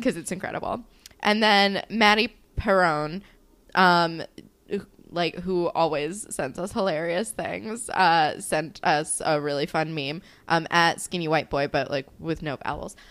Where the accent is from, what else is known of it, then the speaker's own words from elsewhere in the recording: New Jersey, United States; I'm from New Jersey.